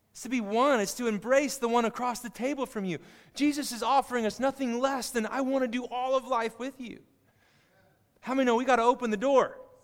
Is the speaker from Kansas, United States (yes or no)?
yes; Kansas, United States; I grew up in Kansas, saw a lot of it